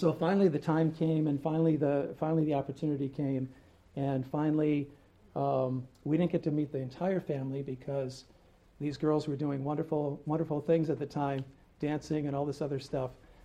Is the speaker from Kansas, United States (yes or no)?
no; Tolland, Connecticut, United States; also born or lived in New Britain; I grew up in Tolland